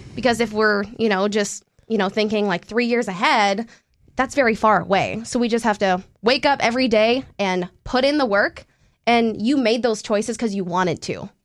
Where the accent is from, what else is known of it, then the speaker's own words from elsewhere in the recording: Canada; moved away as an adult; now in North Dakota, United States; I'm Canadian and it's a hockey community.